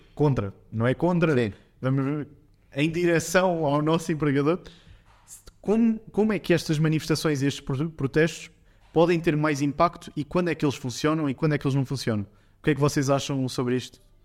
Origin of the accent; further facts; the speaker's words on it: Portugal; nós, como portugueses